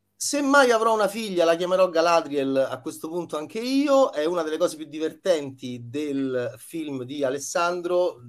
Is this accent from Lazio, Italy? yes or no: yes; Rome, Lazio, Italy; also born or lived in Milan; da romano orrido quale sono